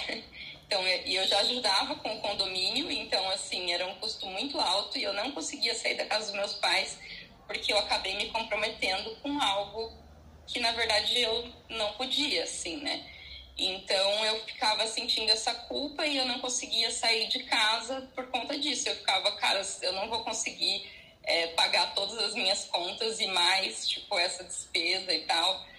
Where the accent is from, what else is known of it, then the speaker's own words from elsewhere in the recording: Curitiba, Paraná, Brazil; also born or lived in São Paulo; eu sou de Curitiba, né, e eu fui morar em São Paulo